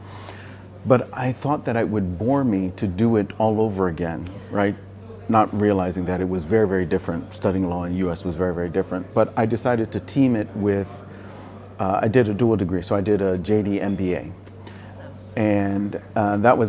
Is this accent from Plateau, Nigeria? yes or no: no; Enugu, Enugu State, Nigeria; moved away as an adult; now in United States; So I grew up in Enugu and went to all the way through school, all the way through college